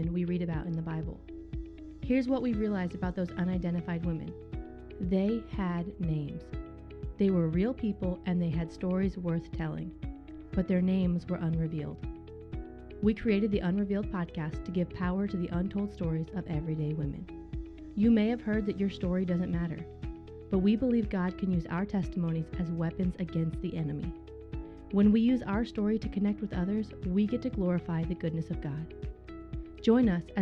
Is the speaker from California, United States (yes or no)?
yes; California, United States; moved away; I grew up in California